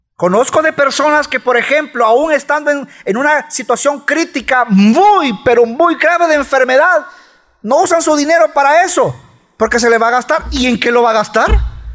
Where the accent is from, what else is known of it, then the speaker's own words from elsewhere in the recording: El Salvador; somos salvadoreños